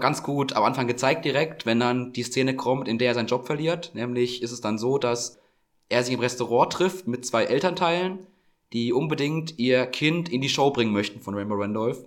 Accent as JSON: {"language": "German", "area": "Franconia", "region": "Bavaria", "country": "Germany", "said": "bei uns, wo ich herkomme, Standard so. Im Frankenland"}